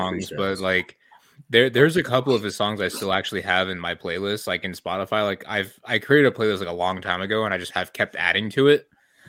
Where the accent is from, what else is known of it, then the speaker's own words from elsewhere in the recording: Detroit, Michigan, United States; I'm from Detroit